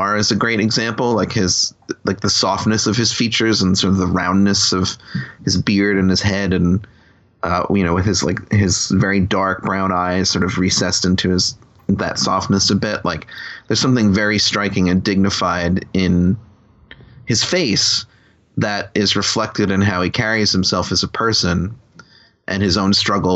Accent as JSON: {"language": "English", "area": "Long Island", "region": "New York", "country": "United States", "tie": "born or raised there", "said": "on Long Island where I grew up"}